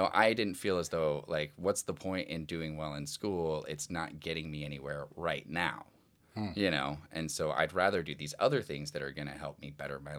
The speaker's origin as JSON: {"language": "English", "town": "Omaha", "region": "Nebraska", "country": "United States", "tie": "born or raised there", "said": "Well, I grew up in Omaha, Nebraska, you know, to a fairly large family."}